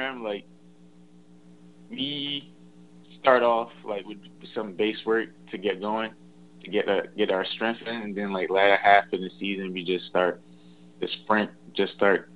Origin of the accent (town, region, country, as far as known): Knightdale, North Carolina, United States; born or raised there